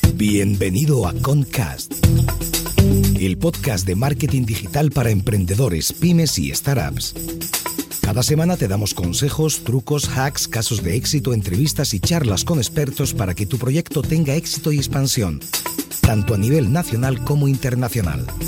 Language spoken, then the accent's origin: Spanish; Germany; Y te lo digo como alemán